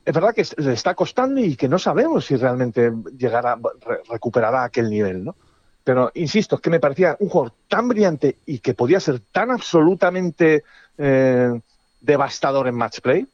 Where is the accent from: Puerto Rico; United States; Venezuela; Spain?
Spain; somos españoles